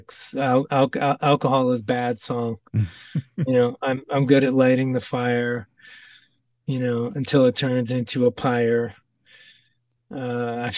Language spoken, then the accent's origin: English; Ohio, United States; I'm from Ohio